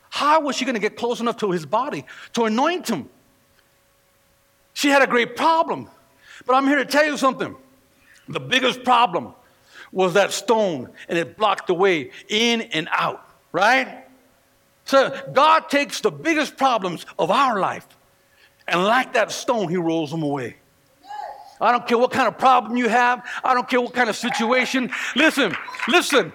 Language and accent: English; California, United States; moved away; I'm from California